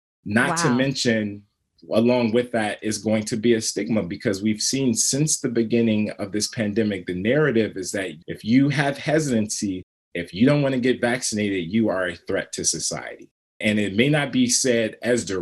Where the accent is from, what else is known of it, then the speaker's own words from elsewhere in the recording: Chicago, Illinois, United States; I'm from the South Side of Chicago.